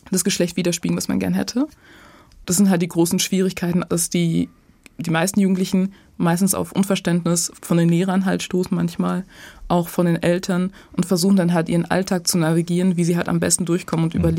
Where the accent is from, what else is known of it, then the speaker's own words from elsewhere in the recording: Dorsten, North Rhine-Westphalia, Germany; ich bin in Dorsten tatsächlich zur Schule gegangen und aufgewachsen.